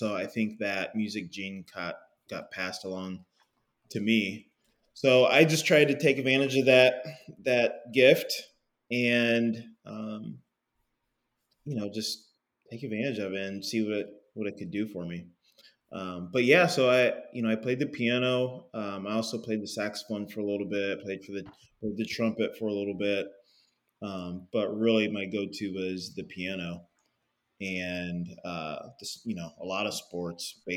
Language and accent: English; Indianapolis, Indiana, United States; I grew up here in Indianapolis